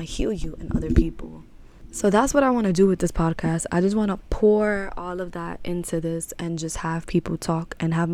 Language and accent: English; New York City, New York, United States; I was raised in Harlem, New York.